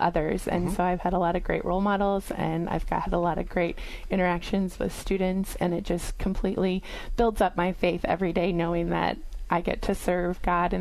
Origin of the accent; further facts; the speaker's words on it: Perry, Iowa, United States; also born or lived in Dubuque / West Des Moines; I grew up in Perry, Iowa, and so went to St. Patrick's in Perry